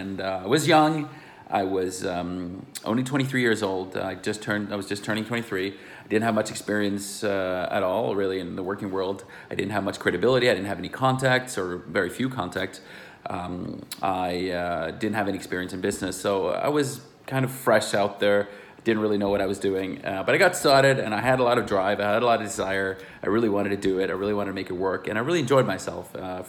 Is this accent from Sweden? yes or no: yes; Sweden; English is a second language; moved away; also born or lived in United States / Luxembourg; Like I said … I'm originally from Sweden. I know I speak a little American, but hey, I have grown up, I went to university in America, and then I came back to Europe